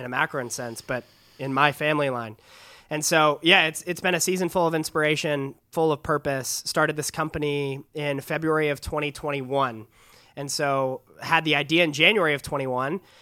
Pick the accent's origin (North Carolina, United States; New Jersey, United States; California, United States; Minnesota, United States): California, United States; San Diego; I'm from San Diego, California, just down the road.